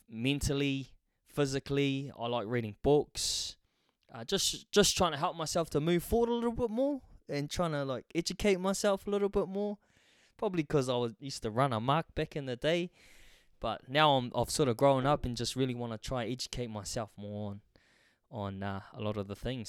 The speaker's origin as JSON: {"language": "English", "town": "Hamilton", "region": "Waikato", "country": "New Zealand", "tie": "born or raised there", "said": "I grew up in Hamilton, New Zealand"}